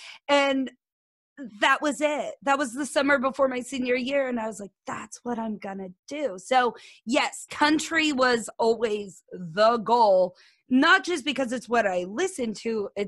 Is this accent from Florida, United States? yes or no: no; Hoisington, Kansas, United States; now in College Station, United States; it's a little middle of nowhere town that nobody would ever know the name of. It's called Hoisington. So I always tell people I'm from Great Bend, Kansas.